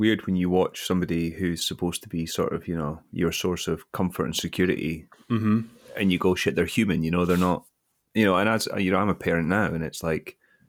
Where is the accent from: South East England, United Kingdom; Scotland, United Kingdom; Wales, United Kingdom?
Scotland, United Kingdom; Kirkcaldy; born there; So I was born in Kirkcaldy in 1985.